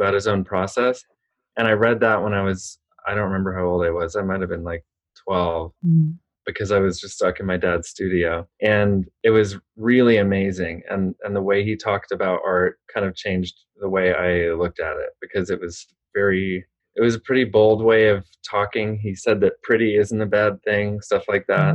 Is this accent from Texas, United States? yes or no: yes; Austin, Texas, United States; also born or lived in Los Angeles, California; I grew up in Austin, Texas, and we were born in in LA actually, but my mom was from Texas, and we moved back there